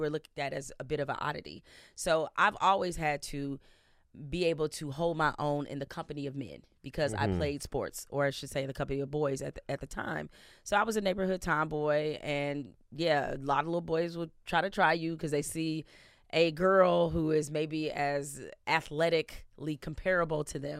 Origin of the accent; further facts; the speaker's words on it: Detroit, Michigan, United States; growing up in Detroit, it's a gritty city. It's a tough city. It's a prideful city.